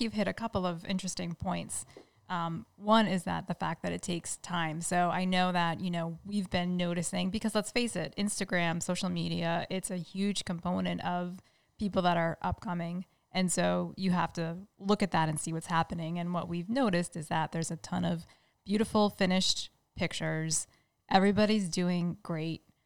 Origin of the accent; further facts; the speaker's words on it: Rhode Island, United States; now in Massachusetts, United States; Neil and I grew up in Rhode Island, even though we're in Massachusetts now